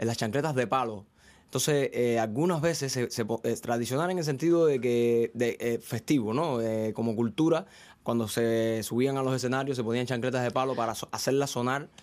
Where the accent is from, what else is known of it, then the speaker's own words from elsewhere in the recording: Venezuela, Ciego de Ávila, Cuba; moved away as an adult; now in Spain; yo soy de Venezuela, Cuba. Hay un pueblecito en Cuba que se llama Venezuela, en la provincia de Ciego de Ávila